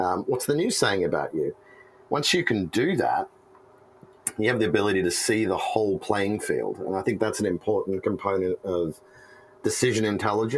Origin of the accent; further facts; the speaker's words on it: Australia; moved away as an adult; now in San Francisco, United States; I'm Australian.